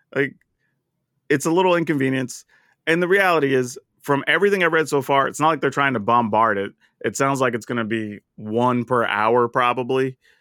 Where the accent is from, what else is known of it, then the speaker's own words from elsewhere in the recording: the South, United States; I'm from the South